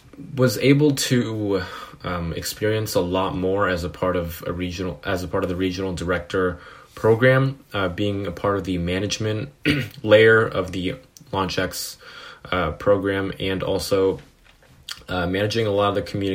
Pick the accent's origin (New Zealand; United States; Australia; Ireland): United States; Foster City, California; I grew up in Foster City, which is in California, the Bay Area